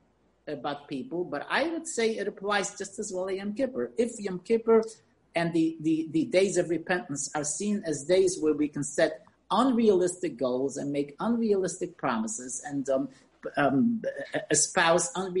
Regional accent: New York, United States; now in Israel; as a child when I grew up in New York

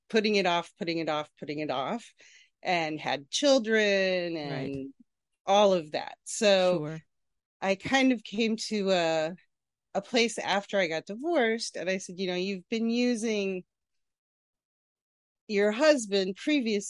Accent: Nebraska, United States; also born or lived in Kansas City; now in Far Rockaway, United States; I grew up in Nebraska

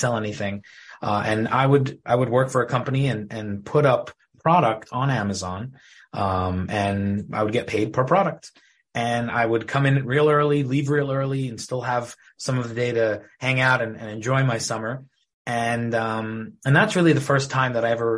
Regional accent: Deal, New Jersey, United States; I grew up in Deal, New Jersey. Lived here all my life.

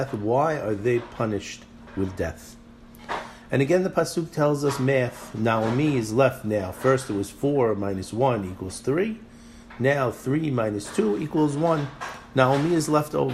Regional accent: United States; growing up in America

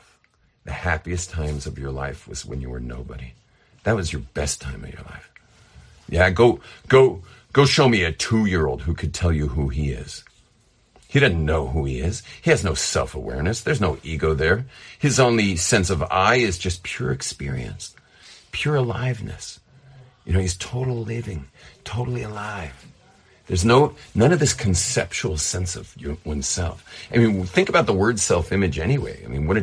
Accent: California, United States; I'm from California

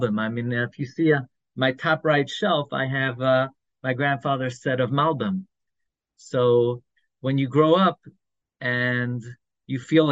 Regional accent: New York City, New York, United States; now in Five Towns (Cedarhurst), United States; When I grew up in Flatbush, I grew up on M and 31st

